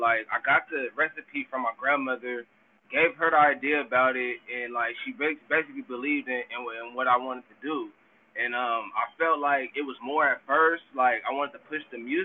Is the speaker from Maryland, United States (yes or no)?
no; San Diego, California, United States; I'm born and raised in San Diego.